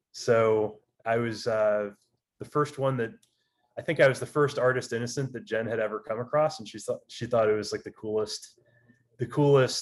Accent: Michigan, United States; moved away as an adult; Grew up, born and raised in Michigan, played a lot of tennis as a kid.

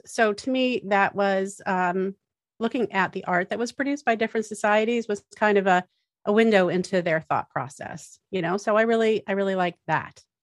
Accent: Massachusetts, United States; I grew up in Massachusetts

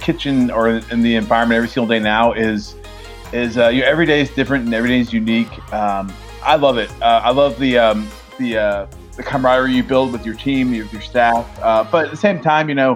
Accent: Atlanta, Georgia, United States; moved away as an adult; now in Virginia, United States; I grew up in Atlanta from a great family

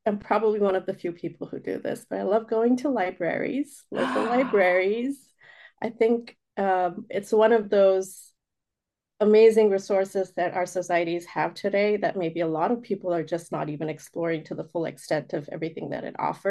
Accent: Oman; also born or lived in India; I was born in India, but raised outside of the country in Oman. And so just having that differentiation of, okay, this is where I'm really from, but this is where home is for the most part.

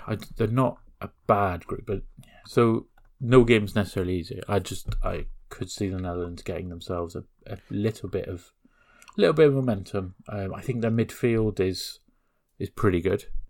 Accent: Northern Ireland, United Kingdom; growing up in Northern Ireland

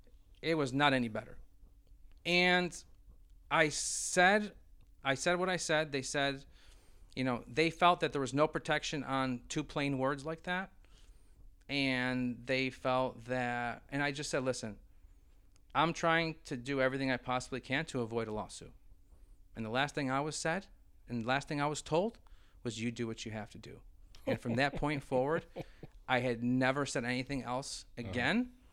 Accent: Brockport, New York, United States; we're from Brockport, New York.

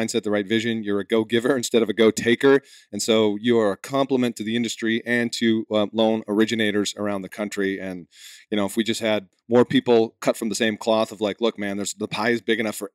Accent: New England, United States; moved away; I'm from New England originally.

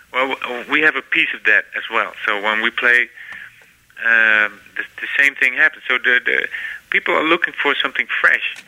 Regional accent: Netherlands; my hometown here

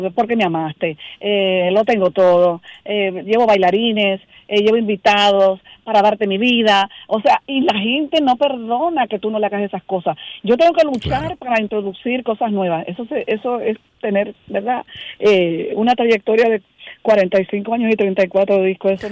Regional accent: Dominican Republic; nos caracteriza como dominicanos

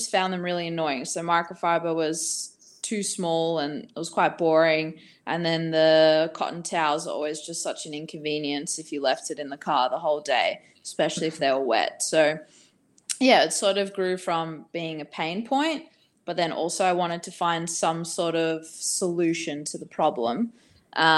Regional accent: Australia; also born or lived in Bali; I'm from Australia.

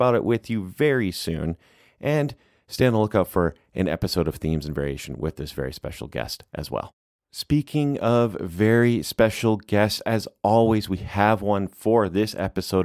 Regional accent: Canada; now in California, United States; growing up in Canada

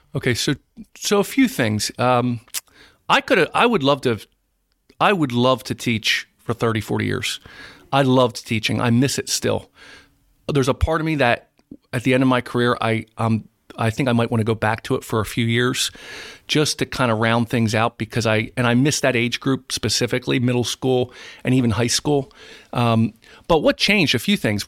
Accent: East Greenwich, New Jersey, United States; I was raised in East Greenwich

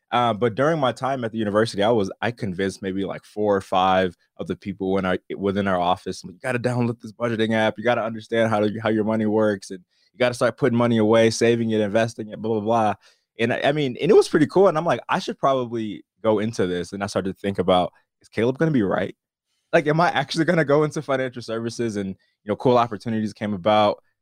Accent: Wisconsin, United States; born and raised in Wisconsin

